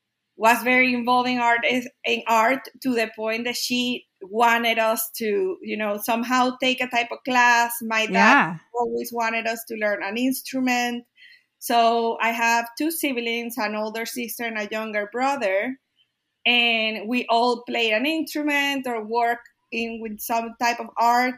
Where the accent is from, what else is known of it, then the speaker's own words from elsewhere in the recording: Barquisimeto, Lara, Venezuela; English is a second language; moved away as an adult; also born or lived in Kentucky, United States / Texas, United States; now in Austin, United States; I was born in Venezuela in a small town called Barquisimeto.